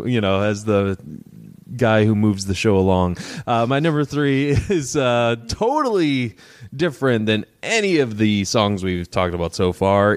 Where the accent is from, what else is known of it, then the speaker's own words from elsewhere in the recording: Detroit, Michigan, United States; I'm from Detroit as well.